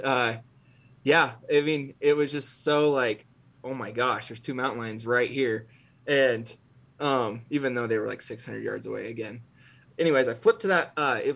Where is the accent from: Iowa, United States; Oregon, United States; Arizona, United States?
Oregon, United States; Cove; my hometown in Cove, Oregon